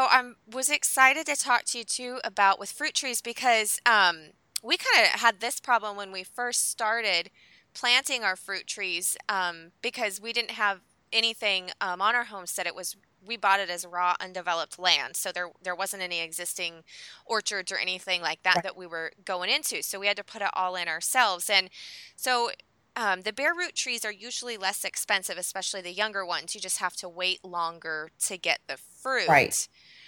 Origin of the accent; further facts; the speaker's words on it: Pacific Northwest, United States; I was born and raised in the Pacific Northwest